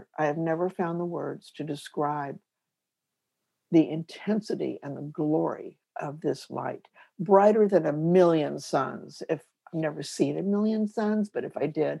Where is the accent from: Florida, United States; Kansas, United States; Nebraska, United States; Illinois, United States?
Kansas, United States; I'm from Kansas.